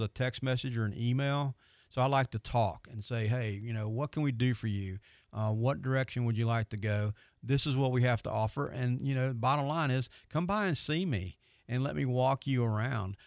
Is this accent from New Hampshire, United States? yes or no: no; Pensacola, Florida, United States; I am from Pensacola